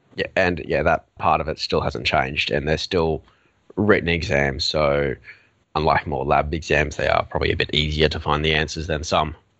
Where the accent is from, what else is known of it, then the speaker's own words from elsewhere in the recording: Australia; accent: Australian; now in Melbourne, Australia; as you may have already guessed from my accent, I'm Australian.